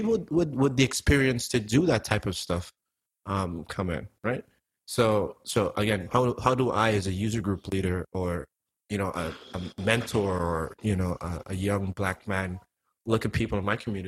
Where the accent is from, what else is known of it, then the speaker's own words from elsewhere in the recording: Antigua & Barbuda; now in United States; I'm from Antigua. Like, none of my family lives in the United States